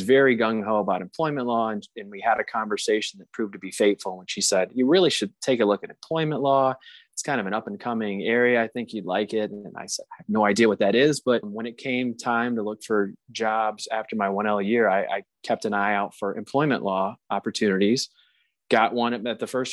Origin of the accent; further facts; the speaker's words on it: South Carolina, United States; moved away; I'm from South Carolina originally